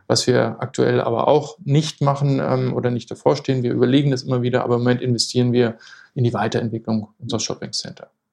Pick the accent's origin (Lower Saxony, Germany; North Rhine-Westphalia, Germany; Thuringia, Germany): Lower Saxony, Germany; moved away as an adult; now in Hamburg, Germany; bin gebürtiger Niedersachse